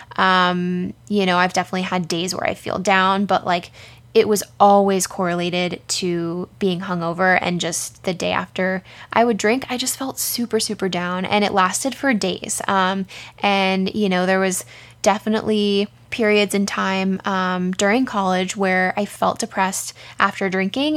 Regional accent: San Diego, California, United States; we grew up in San Diego

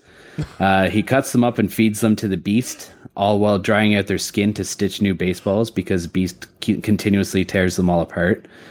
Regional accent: Canada; I'm Canadian

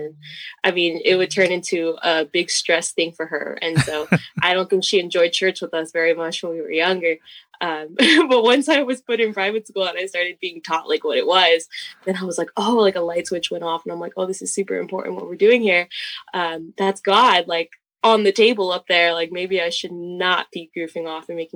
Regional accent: San Bernardino, California, United States; I was born in San Bernardino

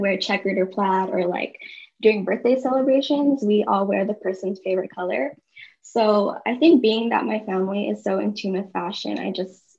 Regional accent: Bay Area, California, United States; now in Orange County, United States; Okay, so I was born and raised in the Bay Area. I now live in Orange County

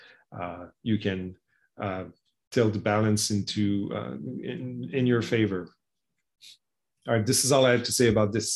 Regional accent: Canada; as a Canadian

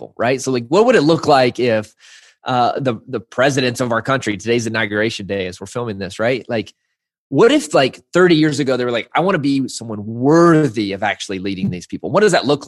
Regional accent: Arkansas, United States; growing up in the South in Arkansas

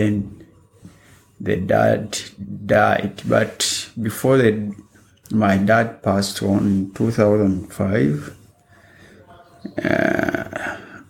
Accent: Masaka, Central Region, Uganda; moved away as an adult; also born or lived in Kenya; now in Melbourne, Australia; I was born in Uganda 37 years back. That is in 1965, in a small village.

